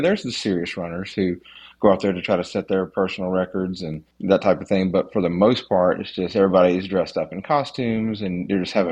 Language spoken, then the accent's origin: English; North Carolina, United States; I'm from North Carolina